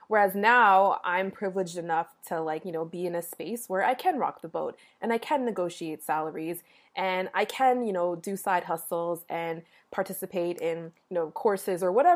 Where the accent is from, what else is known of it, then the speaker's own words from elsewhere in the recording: Toronto, Ontario, Canada; I was born in Toronto, Canada, but both of my parents were born in Jamaica